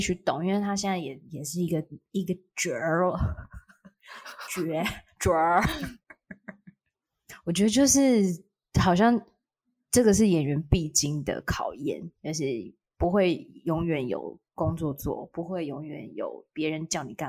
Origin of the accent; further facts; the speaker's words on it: Taiwan; accent: Waisheng (mainlander) accent; 对，听我的外声腔，